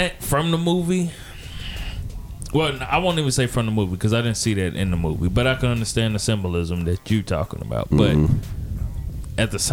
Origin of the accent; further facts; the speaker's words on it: United States; If this is where we live and we grew up from, no matter where our ancestry came from, we're Americans.